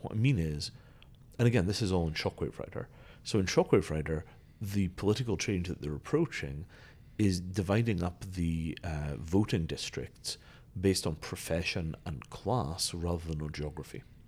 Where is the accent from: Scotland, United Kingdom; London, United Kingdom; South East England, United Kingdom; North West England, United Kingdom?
Scotland, United Kingdom; I grew up in Scotland